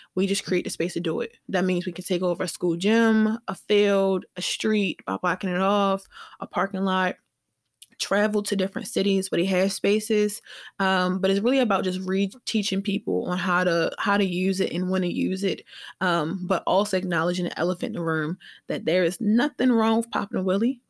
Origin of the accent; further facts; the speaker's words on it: Baltimore, Maryland, United States; We're all Black from Baltimore